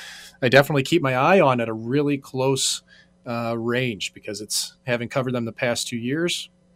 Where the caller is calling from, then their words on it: St. Louis, Missouri, United States; I'm joining you from St. Louis. Unfortunately, it feels like too far away. Wish I was in Vegas to do this in person